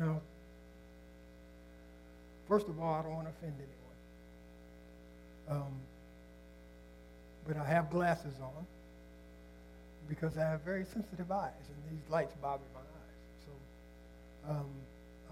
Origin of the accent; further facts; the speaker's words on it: Nebraska, United States; I wasn't born in Indiana. I was born in Nebraska